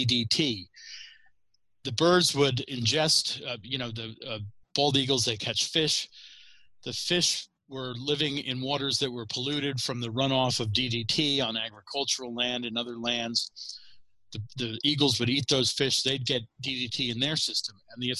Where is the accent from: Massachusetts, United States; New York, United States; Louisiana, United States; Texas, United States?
New York, United States; outside of New York City, United States; as a kid growing up outside of New York City